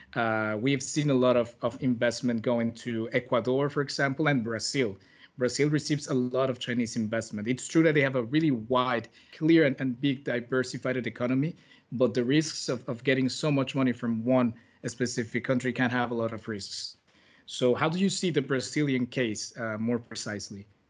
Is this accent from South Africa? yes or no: no; Mexico; I'm from Mexico